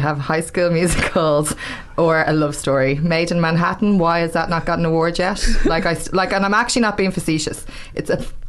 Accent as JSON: {"language": "English", "country": "Ireland", "said": "I'm from Tala"}